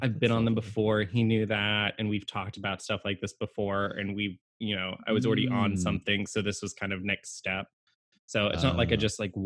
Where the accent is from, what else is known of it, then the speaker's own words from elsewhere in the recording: Fredericksburg, United States; moved away; where I grew up in Fredericksburg.